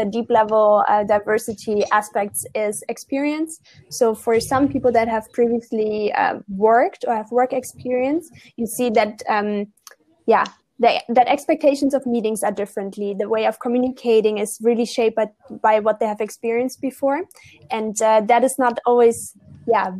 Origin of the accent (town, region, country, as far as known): Germany; moved away